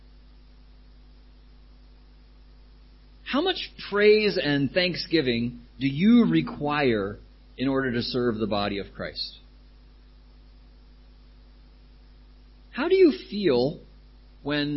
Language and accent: English; United States; now in Thailand; I come from America